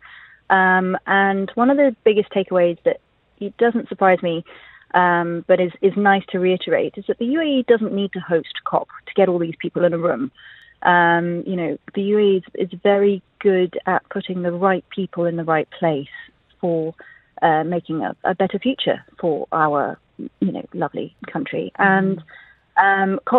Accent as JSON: {"language": "English", "town": "Jeddah", "region": "Makkah Province", "country": "Saudi Arabia", "tie": "born or raised there", "moved": "yes", "lives_now": "United Arab Emirates", "said": "I grew up in Jeddah"}